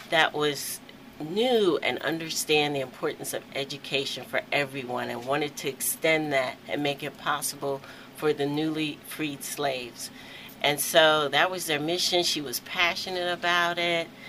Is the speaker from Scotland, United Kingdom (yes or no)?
yes; Aberdeen, Scotland, United Kingdom; so you know I have to keep that in because I'm from Aberdeen.